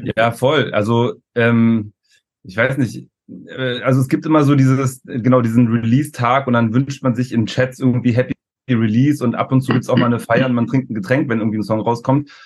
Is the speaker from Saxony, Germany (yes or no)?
no; Berlin, Germany; wir kommen ja aus Berlin